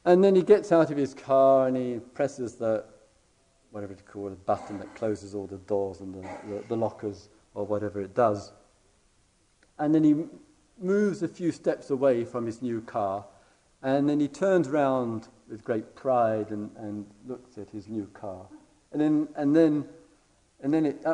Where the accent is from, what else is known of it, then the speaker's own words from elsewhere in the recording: England, United Kingdom; being English and from the other side of the pond